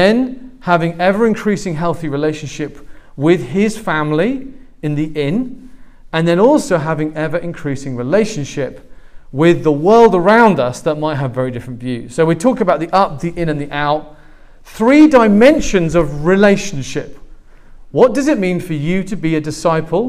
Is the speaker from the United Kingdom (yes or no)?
yes; England, United Kingdom; moved away; I'm not Australian, I'm English.